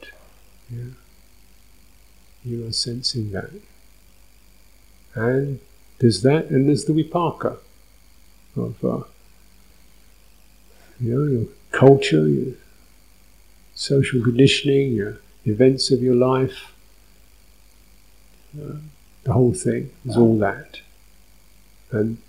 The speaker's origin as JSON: {"language": "English", "region": "London", "country": "United Kingdom", "tie": "born or raised there", "said": "I was born in North London, little sort of dumpy place in North London, going to a dumpy little junior school, kicking around the playground"}